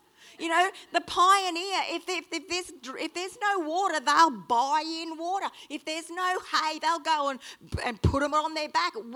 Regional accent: Australia; accent: Strine; sorry about my strine, but I am an Aussie

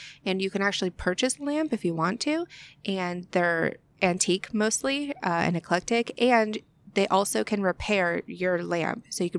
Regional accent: Tampa, Florida, United States; I'm from the Tampa area, so I have a lot of friends there

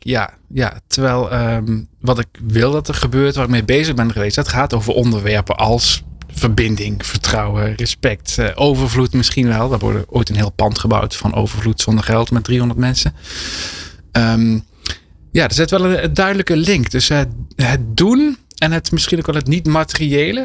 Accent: Limburg, Netherlands; also born or lived in France; ik ben geboren in Frankrijk. Ik ben in Limburg opgegroeid.

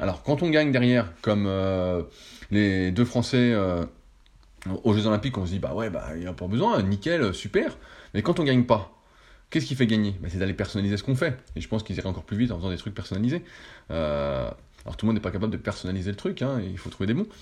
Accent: France; en tant que Français

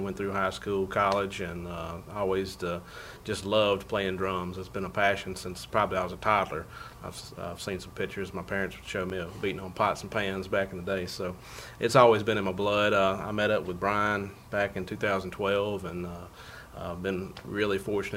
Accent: New Albany, Mississippi, United States; from New Albany, Mississippi

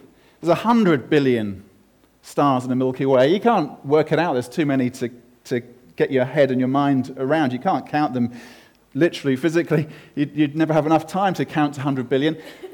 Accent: United Kingdom; I'm British and male

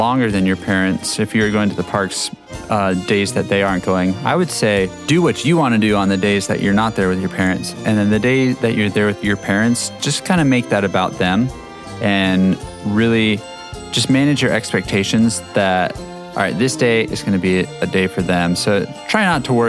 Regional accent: Albuquerque, New Mexico, United States; I was born and raised in Albuquerque, New Mexico.

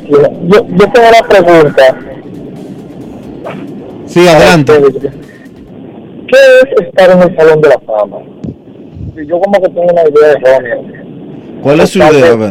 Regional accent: Dominican Republic; now in New York, United States; la parte que me toca a mí como dominicano que soy, yo se la quiero dedicar a Jason Rivera, a los dos policías que cayeron aquí en New York

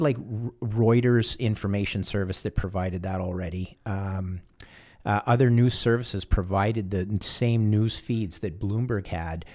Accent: Canada; I'm a Canadian, third generation Canadian

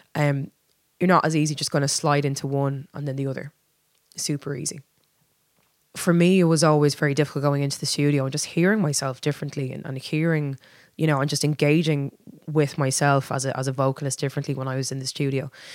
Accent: Dublin, Leinster, Ireland; I was born and raised in Dublin

